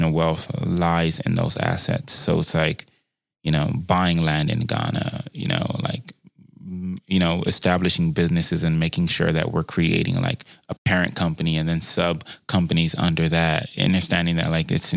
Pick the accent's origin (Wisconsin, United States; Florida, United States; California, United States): California, United States; Compton; also born or lived in Harbor City, Los Angeles; growing up in Compton, growing up in Harbor City